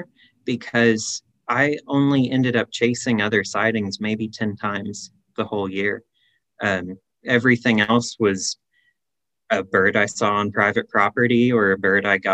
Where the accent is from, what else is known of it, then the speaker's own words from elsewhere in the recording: Missouri, United States; moved away as an adult; now in Kansas, United States; I was born and raised in Missouri